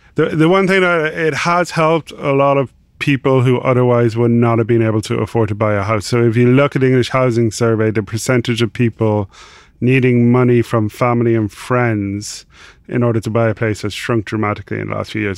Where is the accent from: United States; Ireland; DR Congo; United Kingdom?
Ireland; accent: Irish; also born or lived in Dublin; I'm Irish, uh, obviously from the accent